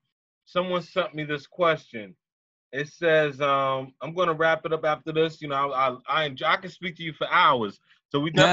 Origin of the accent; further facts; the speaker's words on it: Chester, South Carolina, United States; now in New Jersey, United States; I grew up down south, so I'm from Chester, South Carolina. You know, born and raised. I go back and forth from Jersey to South Carolina.